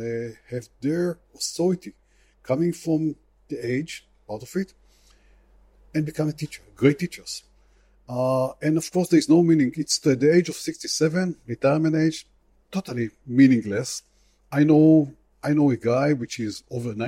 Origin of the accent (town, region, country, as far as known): Israel